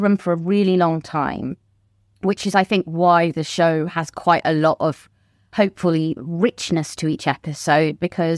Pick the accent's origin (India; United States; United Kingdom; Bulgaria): United Kingdom; Yeah, I'm British.